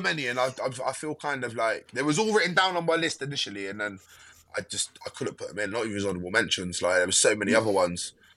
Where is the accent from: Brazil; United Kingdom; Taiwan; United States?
United Kingdom; Westbury, South West England; born or raised there